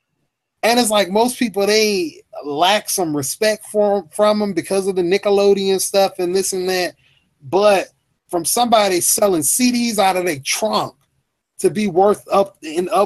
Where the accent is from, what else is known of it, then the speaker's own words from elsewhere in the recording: Mississippi, United States; also born or lived in California; I'm a young dude. I'm from Mississippi.